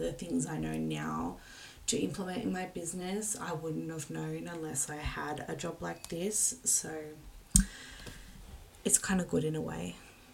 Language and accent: English; Wollongong, New South Wales, Australia; I'm from Wollongong